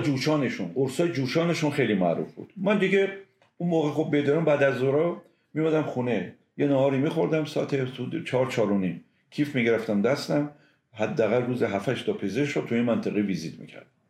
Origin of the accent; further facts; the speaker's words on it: Semnan, Iran; moved away as an adult; من متولد شهر سمنان هستم